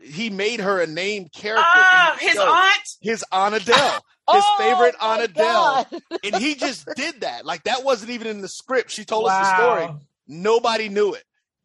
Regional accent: the South, Florida, United States; I'm from the South.

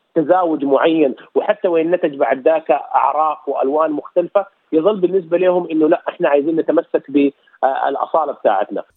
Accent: Sudan; now in Australia; انا من اي مكان في السودان ومن اي تربه في السودان

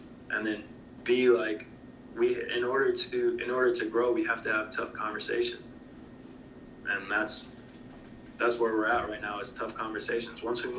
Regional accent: Jackson, Mississippi, United States; I know that my family comes from, my family is originally from Jackson, Mississippi. We are from the South.

